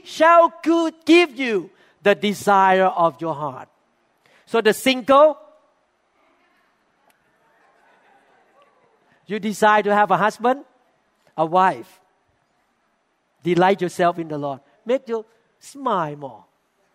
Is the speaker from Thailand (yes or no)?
yes; Thailand; moved away; When we were growing up in Thailand